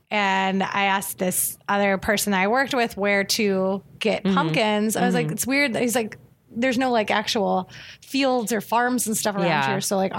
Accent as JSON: {"language": "English", "region": "Ohio", "country": "United States", "moved": "as an adult", "said": "I'm from Ohio. And so you would go out to a real pumpkin patch."}